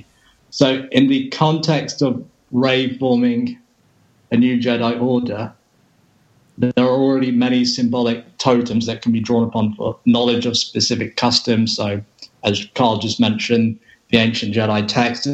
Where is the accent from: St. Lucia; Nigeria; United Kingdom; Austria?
United Kingdom; England; I'm English